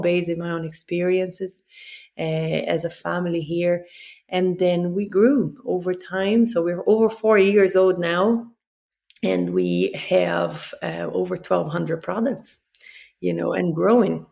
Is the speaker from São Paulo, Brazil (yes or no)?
no; Rio de Janeiro, Brazil; moved away; I'm from Rio